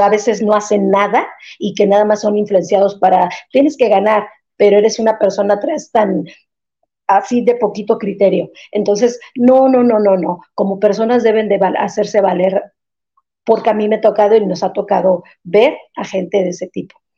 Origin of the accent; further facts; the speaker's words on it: Mexico; yo como mexicana